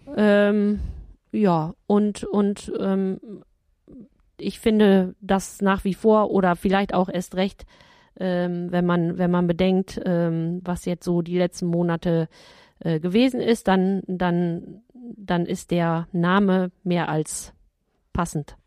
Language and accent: German; Ottenstein, North Rhine-Westphalia, Germany; moved away; ist meine Heimat, mein Heimatort